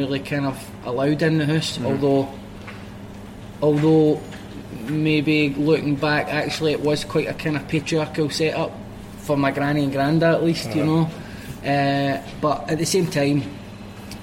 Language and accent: English; Glasgow, Scotland, United Kingdom; I grew up in Pollock, south side of Glasgow